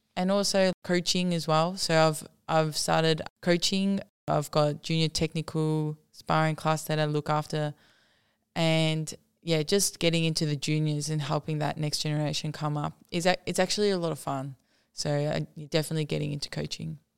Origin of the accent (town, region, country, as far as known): Australia